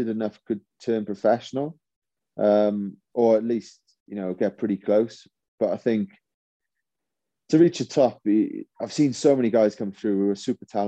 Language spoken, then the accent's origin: English; Welsh, Wales, United Kingdom; being Welsh